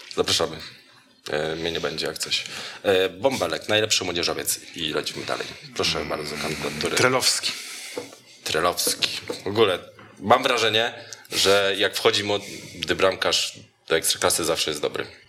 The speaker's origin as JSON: {"language": "Polish", "town": "Jędrzejów", "region": "Świętokrzyskie Voivodeship", "country": "Poland", "said": "Z Jędrzejewa jestem, z Jędrzejewa i to z samego"}